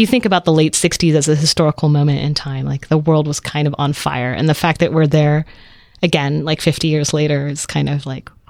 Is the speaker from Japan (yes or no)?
no; Netherlands; born there; They went to Germany. They went to Holland. I was born in Holland.